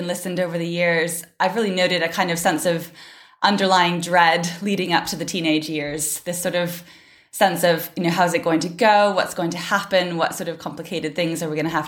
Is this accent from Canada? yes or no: yes; Canada; moved away as an adult; now in Cambridge, United Kingdom; I'm from Canada originally, but based in Cambridge now in the UK. I've been here for about nearly 6 years now